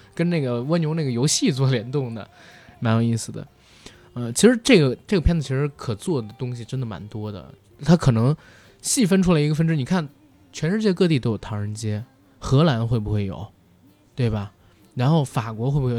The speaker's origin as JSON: {"language": "Chinese", "country": "China", "said": "我们中国人"}